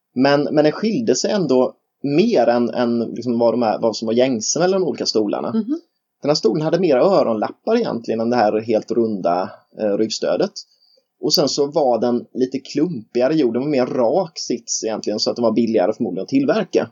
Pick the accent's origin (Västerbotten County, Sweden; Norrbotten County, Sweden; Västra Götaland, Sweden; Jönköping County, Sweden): Jönköping County, Sweden; Nässjö; jag är från Nässjö